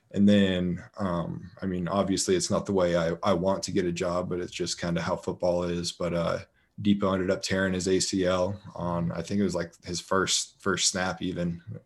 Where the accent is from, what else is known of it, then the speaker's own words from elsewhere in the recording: Colorado, United States; moved away as an adult; also born or lived in Oakland; now in Las Vegas, United States; I'm from originally from Colorado